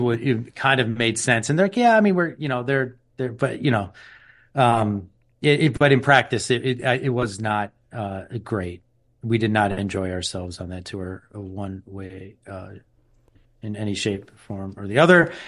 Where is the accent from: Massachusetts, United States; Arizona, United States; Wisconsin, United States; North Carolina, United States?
Wisconsin, United States; Milwaukee; we're from Milwaukee